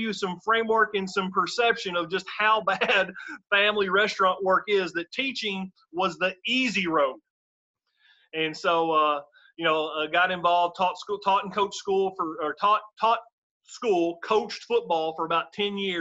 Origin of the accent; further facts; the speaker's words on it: Benton, Kentucky, United States; I grew up in rural Western Kentucky. My hometown is called Benton, Kentucky